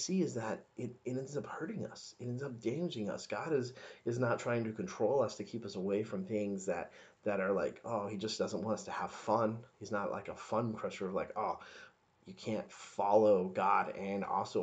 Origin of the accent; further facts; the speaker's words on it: the South, United States; So I grew up in the South, evangelical